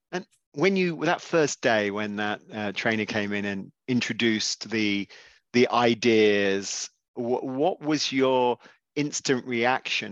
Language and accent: English; England, United Kingdom; as obviously an Englishman